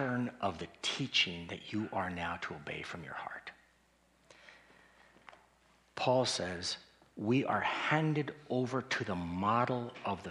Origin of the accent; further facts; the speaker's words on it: Colorado Springs, Colorado, United States; I grew up in Colorado Springs